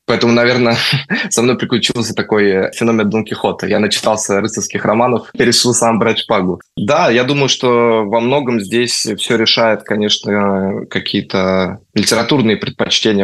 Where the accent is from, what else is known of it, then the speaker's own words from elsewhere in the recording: Moscow, Russia; moved away as an adult; now in Spain; Я действительно родился в Москве, при этом я не коренной москвич.